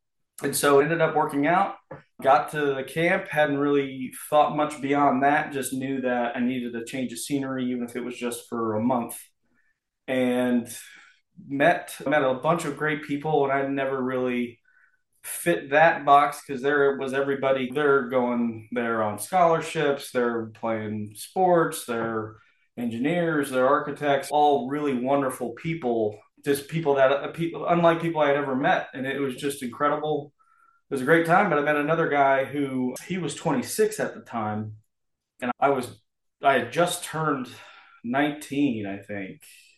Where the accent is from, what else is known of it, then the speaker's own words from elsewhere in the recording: Miami, Florida, United States; And so growing up in Miami, it was all … and … was a big, …, all that stuff.